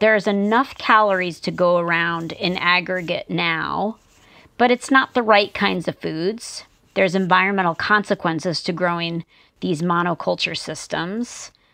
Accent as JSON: {"language": "English", "region": "New Jersey", "country": "United States", "tie": "born or raised there", "also_born_or_lived": "Tucson, Arizona", "moved": "yes", "said": "I grew up in the United States on the East Coast, quite close to New York City in New Jersey."}